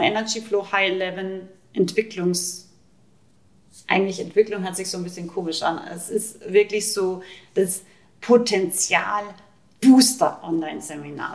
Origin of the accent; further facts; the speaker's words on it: Rauris, Salzburg, Austria; Ich komme aus Österreich, ich bin aus dem Pinzgau. ich komme aus dem wildesten Alpendorf ungefähr, Rauris